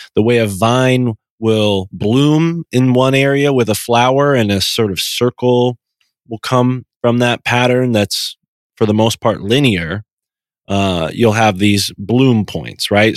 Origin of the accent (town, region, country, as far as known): Connecticut, United States; born or raised there